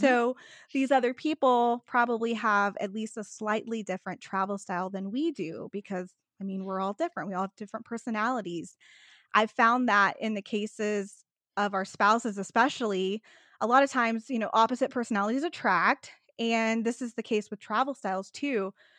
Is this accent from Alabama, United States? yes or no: no; Texas, United States; I'm a Texan who went to Alaska in the winter